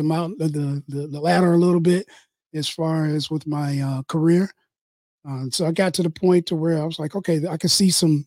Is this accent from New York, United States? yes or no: no; Detroit, Michigan, United States; now in Livonia, United States; I'm from Detroit, but I live in Livonia right now. But yeah, it's pretty much the same. I mean, you know, growing up in Detroit, Motor City, capital